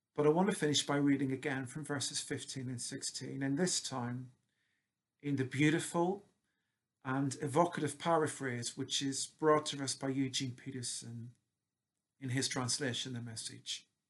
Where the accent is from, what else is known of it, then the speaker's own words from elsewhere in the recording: Northern Ireland, United Kingdom; moved away as an adult; it's almost 30 years since I moved away from Northern Ireland and my roots